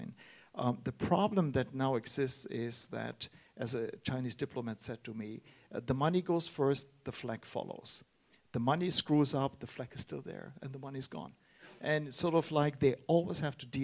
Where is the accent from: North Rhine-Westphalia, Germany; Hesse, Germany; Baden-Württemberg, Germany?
Baden-Württemberg, Germany; Heidelberg; my hometown, Heidelberg